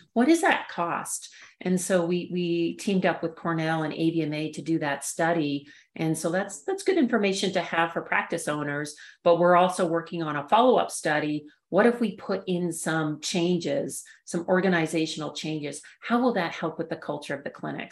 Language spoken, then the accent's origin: English; Canada; moved away as an adult; also born or lived in Saskatchewan / Raleigh, North Carolina; now in Colorado, United States; I grew up in Canada